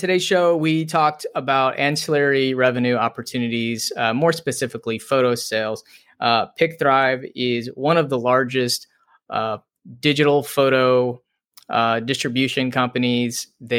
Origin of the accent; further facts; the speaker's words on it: Windsor, Ontario, Canada; We're from like, you know, Detroit, basically, right? Not, yeah. Right on the border.